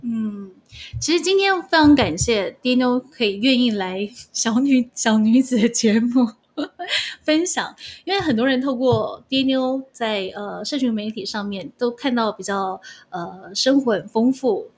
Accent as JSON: {"language": "Chinese", "country": "Taiwan", "moved": "yes", "said": "我们都是台湾人"}